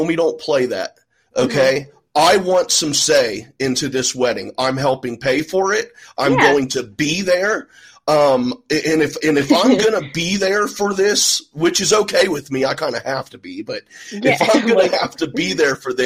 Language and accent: English; Ohio, United States; I'm from Ohio, and I live literally in farm country.